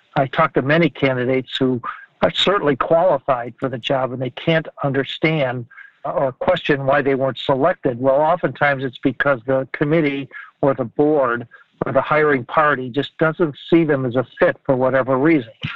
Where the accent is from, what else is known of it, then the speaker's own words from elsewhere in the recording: Ohio, United States; I grew up in Ohio, and I'm calling you now from Ohio